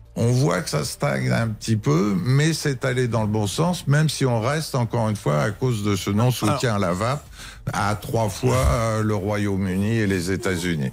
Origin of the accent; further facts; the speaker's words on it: France; tout en étant français